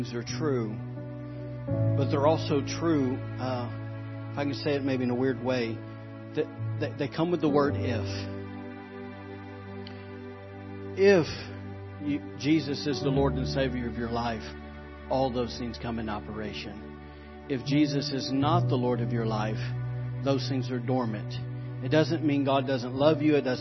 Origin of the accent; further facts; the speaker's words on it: Alabama, United States; I'm from Alabama, y'all. We don't have moose